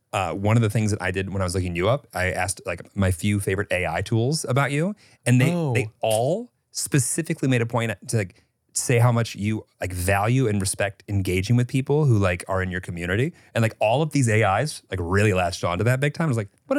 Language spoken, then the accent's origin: English; Illinois, United States